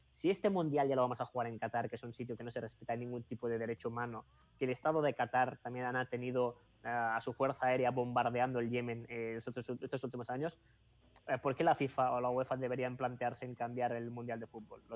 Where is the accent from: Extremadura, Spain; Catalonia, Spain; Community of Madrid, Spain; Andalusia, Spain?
Catalonia, Spain; Sabadell; yo, que soy catalán